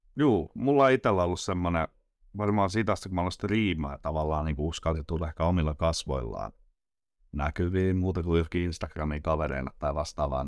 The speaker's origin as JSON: {"language": "Finnish", "town": "Nokia", "region": "Pirkanmaa", "country": "Finland", "said": "Nokialta Pirkanmaalta"}